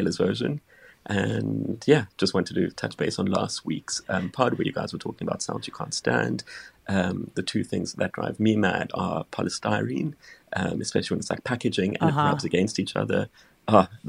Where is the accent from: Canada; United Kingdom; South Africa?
South Africa; I'm a bestie from South Africa